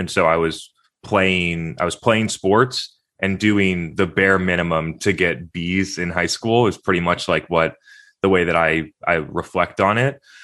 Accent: Brookline, New Hampshire, United States; also born or lived in Concord, Massachusetts; I was born in Concord, Massachusetts, but I grew up in, in New Hampshire.

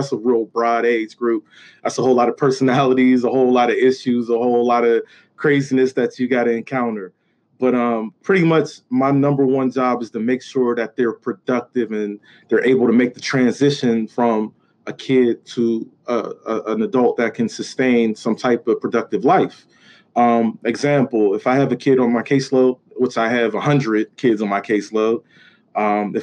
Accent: Pittsburgh, Pennsylvania, United States; I grew up in the projects. I was raised in the projects. And from there, I went to a neighborhood in the Hill

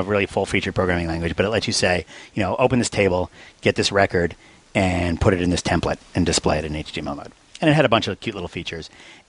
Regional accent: New Zealand; But being a New Zealander and all, I thought it would be nice if, at least on Stack Overflow, you had the ability to choose a little flag that goes next to your name.

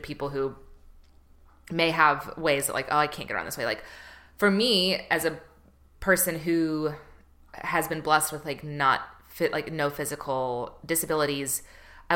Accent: the South, United States; I grew up in the South, so it's just like fried everything

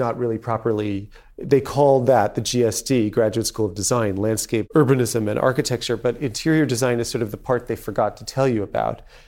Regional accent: New York, United States; we didn't have any heirs growing up on the Upper East Side

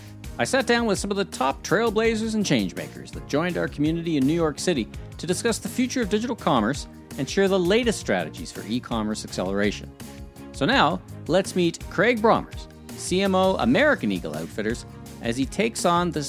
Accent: Canada; I'm from Canada

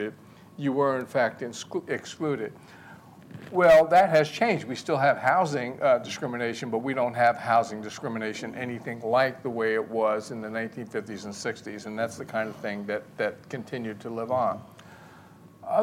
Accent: Montclair, New Jersey, United States; my sister and I grew up in Montclair

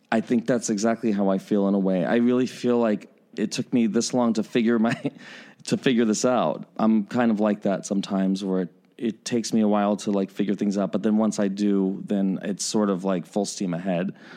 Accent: New York, United States; now in Chicago, United States; I was born in New York, so there is that part of me that's, like, that New York, uh, kid still in me

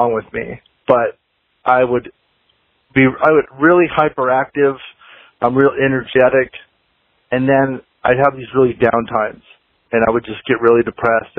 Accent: Anaheim, California, United States; moved away; also born or lived in Fort Collins, Colorado; I grew up in Anaheim, Southern California, right down the street from Disneyland.

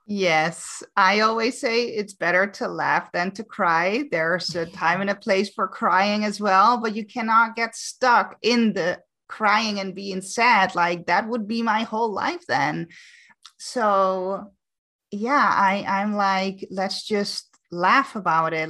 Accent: Amsterdam, North Holland, Netherlands; moved away as an adult; now in Canary Islands, Spain; I'm born and raised in Amsterdam, but I actually now live on the Canary Islands.

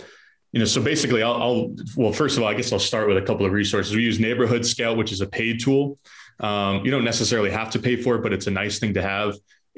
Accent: Boston, Massachusetts, United States; Like if I go and try and buy property in Tampa, Florida, and I'm from Boston, like I'm competing with people from Tampa.

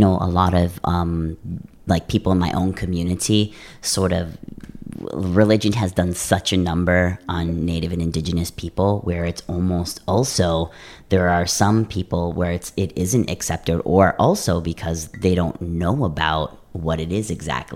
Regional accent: Madeline Island, northern Wisconsin, United States; I grew up in northern Wisconsin with the Anishinaabe people there in Madeline Island. So I grew up there

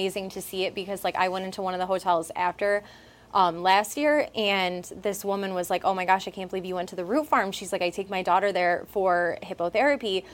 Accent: Vernon, New York, United States; now in New Hartford, United States; I grew up in Vernon, which is not too far from Utica. It's like a half an hour.

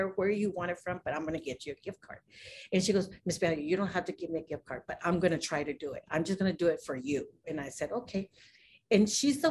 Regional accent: New Mexico, United States; now in Avondale, United States; I'm from New Mexico and I came over here

